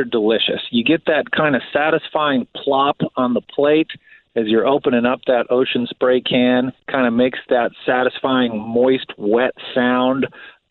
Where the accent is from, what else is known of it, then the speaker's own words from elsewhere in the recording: outside Chicago, Midwest, Illinois, United States; I grew up in the Midwest. I grew up outside of the city of Chicago.